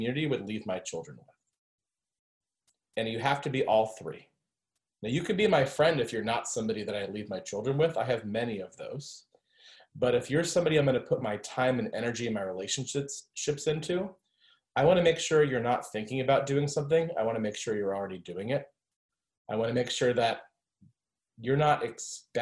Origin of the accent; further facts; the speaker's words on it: Florida, United States; I grew up in Florida and studied French instead of Spanish